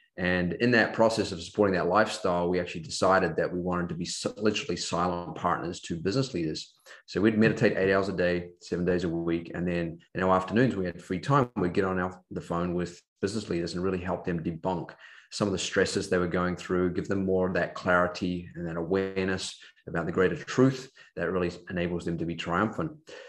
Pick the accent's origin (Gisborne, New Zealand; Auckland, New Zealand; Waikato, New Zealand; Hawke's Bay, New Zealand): Auckland, New Zealand; Growing up in New Zealand, Auckland, New Zealand, I had a typical New Zealand upbringing, playing a lot of sport, especially rugby and cross country and track.